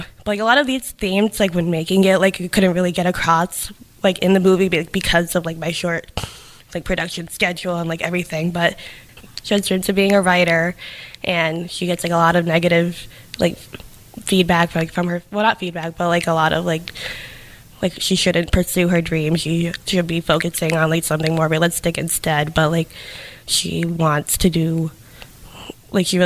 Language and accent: English; New Bedford, Massachusetts, United States; growing up in New Bedford